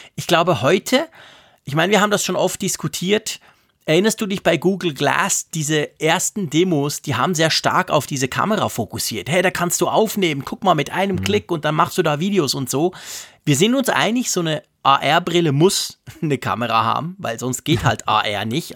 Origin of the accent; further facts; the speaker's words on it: Switzerland; also born or lived in Bern; als Schweizer